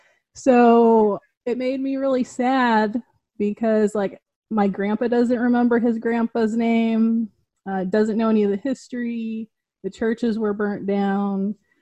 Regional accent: Pasco, Washington, United States; moved away as an adult; also born or lived in Kennewick, Washington; now in Austin, United States; I grew up in the Tri-Cities. And I had just recently bought a house in like South Kennewick.

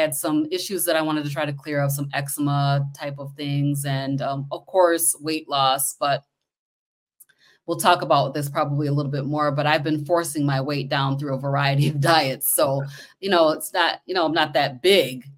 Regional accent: Kalamazoo, Michigan, United States; I'm from Michigan. Let me just say that. I'm from Kalamazoo, Michigan.

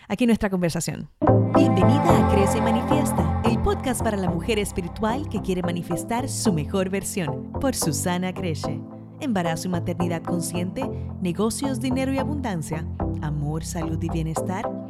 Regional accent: Dominican Republic; Nosotras somos ambas de República Dominicana

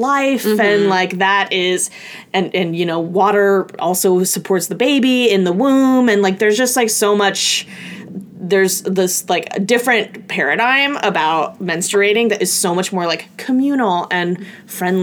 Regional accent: Oregon, United States; I'm from a small town in Oregon outside of Portland

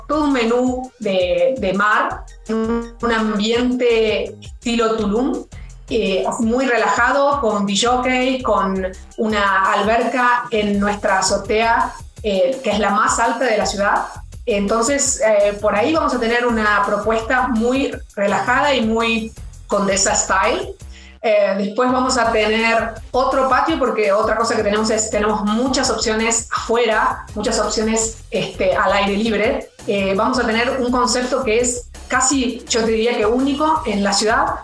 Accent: Argentina; now in Mexico City, Mexico; yo soy argentina

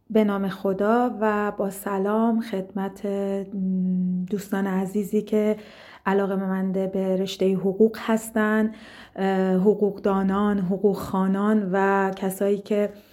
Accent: Lahijan, Gilan, Iran; also born or lived in Tehran; در شهرستان ساکن بودم من ساکن گیلان و لاهیجان هستم شهر بسیار زیبایی که بعد از تحصیل در دانشگاه شهید بهشتی مجددا بهش برگشتم

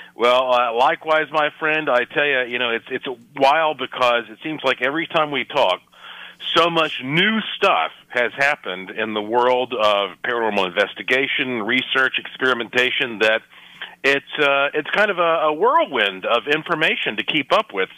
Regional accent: Asheville, North Carolina, United States; my hometown is Asheville, North Carolina

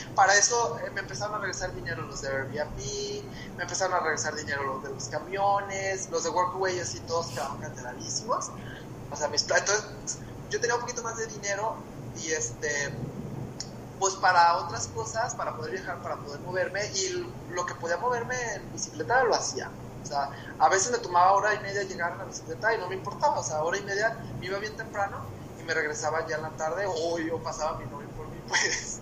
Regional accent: Mexico; yo soy mexicano, tengo pasaporte mexicano

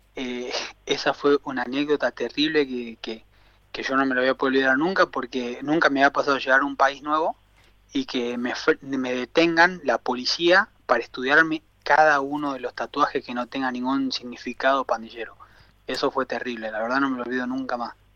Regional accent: Salta, Argentina; moved away as an adult; also born or lived in Buenos Aires, Argentina / Potosí, Bolivia; now in El Salvador; yo soy una persona simple del norte de Argentina, soy de Salta Capital

